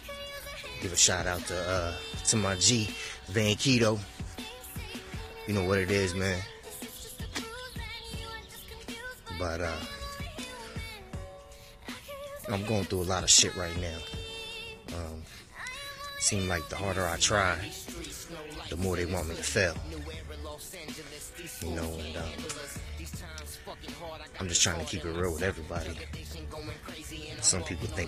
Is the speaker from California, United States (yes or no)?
yes; California, United States; moved away; also born or lived in Pennsylvania / Virginia / Alabama / Georgia; being born and raised in Cali